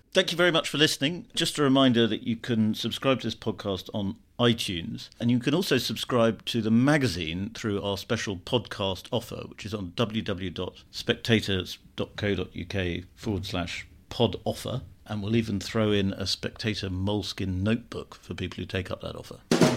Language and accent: English; United Kingdom